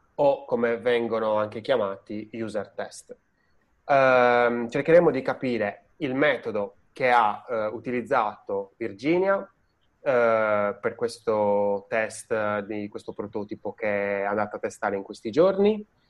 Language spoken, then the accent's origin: Italian; Sardinia, Italy; now in Tuscany, Italy; io sono sardo e sono eh, in Toscana